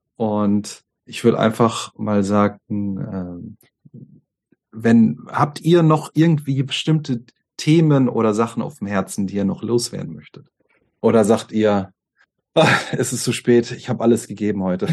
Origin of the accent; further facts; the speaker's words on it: Germany; wir Deutschen